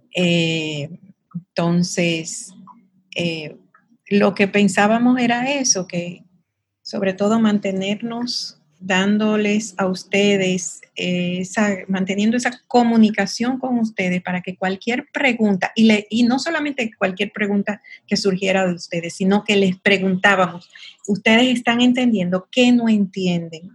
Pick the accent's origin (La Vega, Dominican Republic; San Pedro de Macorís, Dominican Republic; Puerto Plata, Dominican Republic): Puerto Plata, Dominican Republic; Sosúa; moved away as an adult; also born or lived in Santiago / United States; now in Santo Domingo, Dominican Republic; yo soy oriunda de Sosúa, es un pueblo muy pequeño en el norte de la República Dominicana